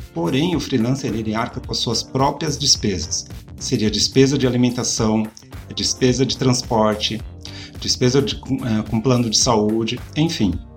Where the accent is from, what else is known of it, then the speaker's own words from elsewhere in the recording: São Paulo, Brazil; Vocês sabem que eu sou de São Paulo